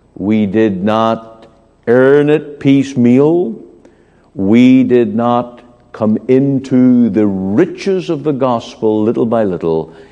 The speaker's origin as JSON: {"language": "English", "region": "Northern Ireland", "country": "United Kingdom", "tie": "born or raised there", "moved": "yes", "said": "I remember in my hometown hearing street preachers very common thing in my home country where on market day"}